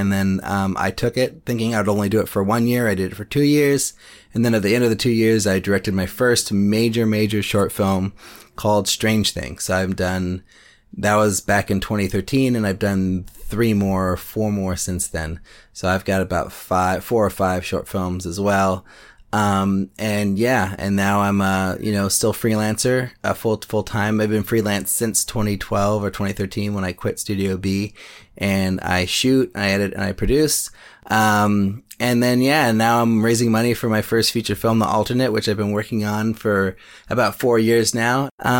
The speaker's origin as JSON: {"language": "English", "town": "Berkeley", "region": "California", "country": "United States", "lives_now": "Oakland, United States", "said": "I'm a filmmaker from Berkeley, California, now in Oakland."}